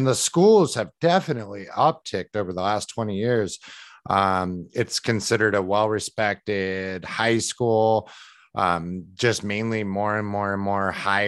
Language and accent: English; West Linn, Oregon, United States; I grew up in Westland